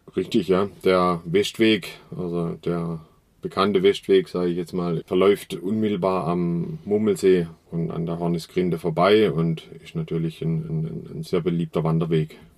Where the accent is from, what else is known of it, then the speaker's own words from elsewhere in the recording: Kinzigtal, Black Forest, Baden-Württemberg, Germany; der Schwarzwald ist meine Heimat. Ja, bin hier geboren im Kinzigtal.